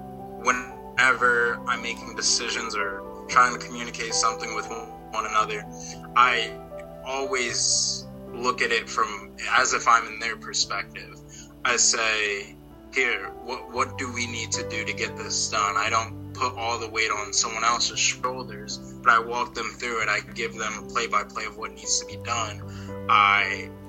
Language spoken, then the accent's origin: English; South Plainfield, New Jersey, United States; I serve on the Board of Education in my hometown of South Plainfield, New Jersey